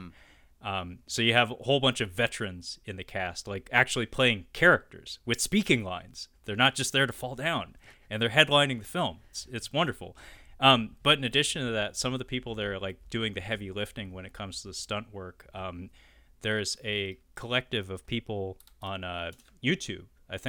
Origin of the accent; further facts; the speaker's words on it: Seattle, Washington, United States; So I learned at some point that this film was filmed in my hometown of Seattle. Okay. I'm not one of those transplants. I was born and raised in this town, have lived here for over 30 years.